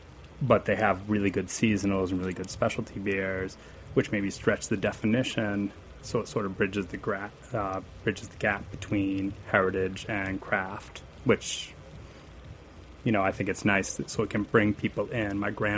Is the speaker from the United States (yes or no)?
yes; Massachusetts, United States; I'm from Massachusetts, where there's a lot of good lagers coming out